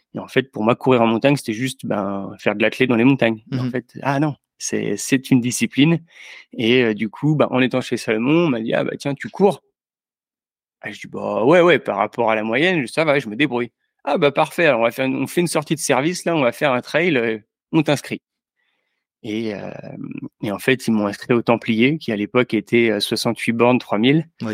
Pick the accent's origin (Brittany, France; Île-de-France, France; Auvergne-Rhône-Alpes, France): Île-de-France, France; Yvelines, near Mantes-la-Jolie; also born or lived in Angers; j'ai grandi dans, les Yvelines, juste à côté de Mantes-la-Jolie